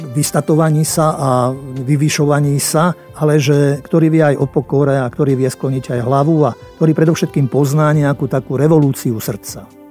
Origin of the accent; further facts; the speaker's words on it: Slovakia; sme Slováci aj štedrí